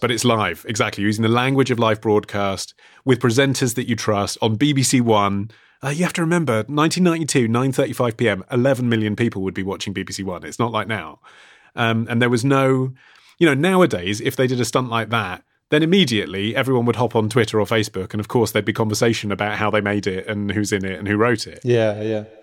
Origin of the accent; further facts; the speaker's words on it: United Kingdom; as a Brit